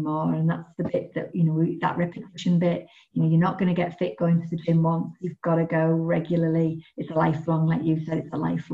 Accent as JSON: {"language": "English", "country": "United Kingdom", "said": "I am British"}